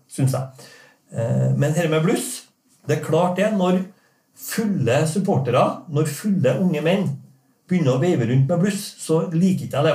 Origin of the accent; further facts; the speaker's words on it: Norway; Jeg er jo norsk